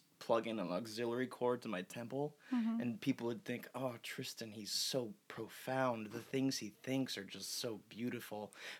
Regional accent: Portland, Oregon, United States; I was born in Portland, Oregon. Proud Leo baby.

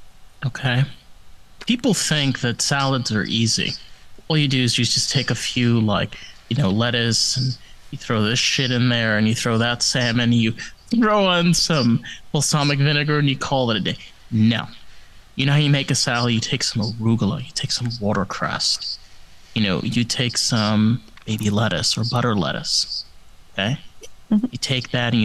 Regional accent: Rockland County, New York, United States; now in Florida, United States; I grew up in Rockland County

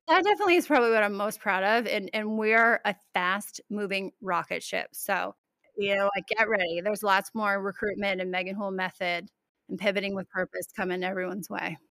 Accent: Albany, New York, United States; moved away as an adult; also born or lived in Keene, New Hampshire; I'm Albany, Saratoga area, tri-state, capital district. Went to school there.

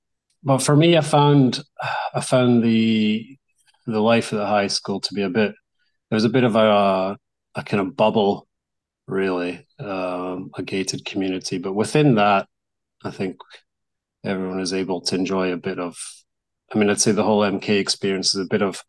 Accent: Barcelona, Catalonia, Spain; English is a second language; I don't know, I'm from Barcelona, so I have my other team.

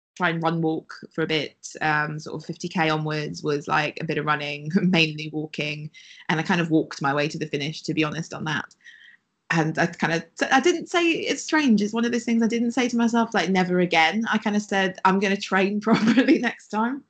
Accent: Wales, United Kingdom; moved away; I'm from Wales originally

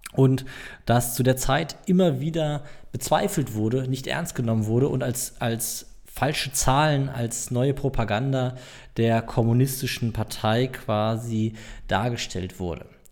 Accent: Germany; ich als Deutscher

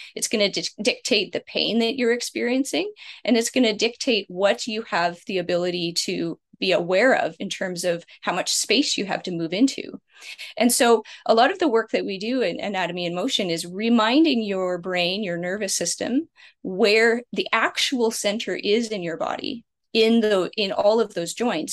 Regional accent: Canada; I'm Canadian

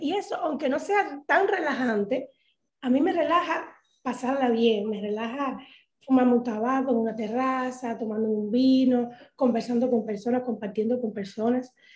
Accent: Havana, Cuba; moved away as an adult; now in Dominican Republic; Yo los mejores años de mi vida los tuve y los pasé en Cuba

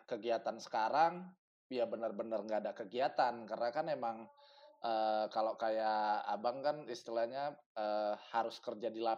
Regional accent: Medan, North Sumatra, Indonesia; now in Jakarta, Indonesia; Dulu ya besarnya di Medan, kecilnya

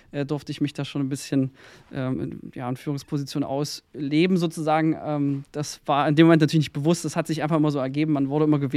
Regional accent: Mühlhausen, Thuringia, Germany; Dann oute ich mich gleich zu Beginn als Thüringer. Ähm, ich komme aus Mühlhausen, der ja, Stadt so ziemlich in der Mitte Deutschlands. Ähm, so, da bin ich groß geworden

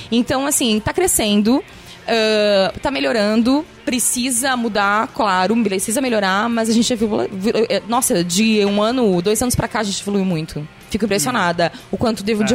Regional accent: Passo Fundo, Rio Grande do Sul, Brazil; Eu diminuí, eu acho, um pouquinho. Mas quando eu vou pra Passo Fundo

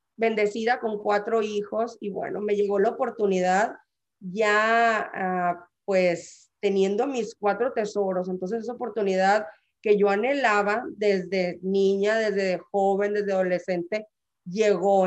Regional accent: San Luis Río Colorado, Sonora, Mexico; moved away; soy orgullosamente sanluisina eh, ¿qué te puedo decir? Amo, amo haber nacido en San Luis Colorado.

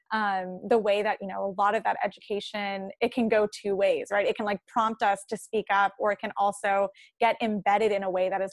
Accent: St. Louis, Missouri, United States; I grew up in St. Louis

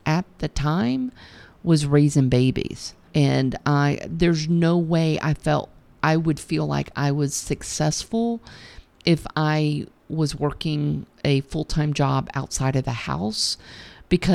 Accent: United States; I'm obligated as an American

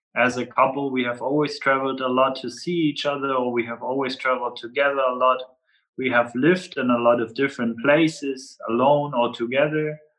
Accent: Flensburg, Schleswig-Holstein, Germany; people from Flensburg, my hometown, it's very typical

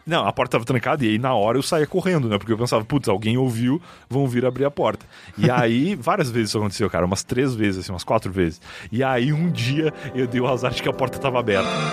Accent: Rio Grande do Sul, Brazil; moved away as an adult; now in São Paulo, Brazil; sou gaúcho é, desde que nasci

